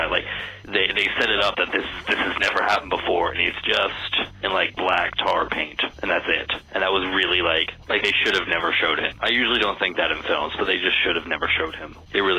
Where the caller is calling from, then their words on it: Maryland, United States; from Maryland, and I saw Underworld when I was like 16